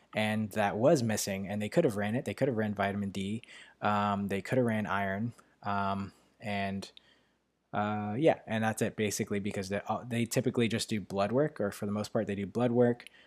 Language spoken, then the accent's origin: English; New York, United States; accent: New York; my New York accent